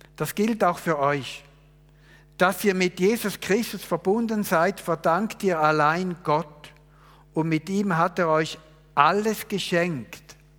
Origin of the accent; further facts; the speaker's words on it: Switzerland; Ich bin Schweizer, ich habe einiges gelernt, ich habe studiert, ich bin verheiratet, ich habe drei Kinder, ich bin Pastor